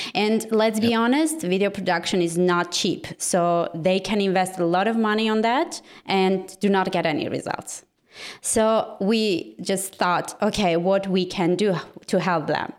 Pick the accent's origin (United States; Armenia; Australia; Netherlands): Armenia; Yerevan; I'm from Armenia, actually from capital of Armenia, and my team and everything is situated here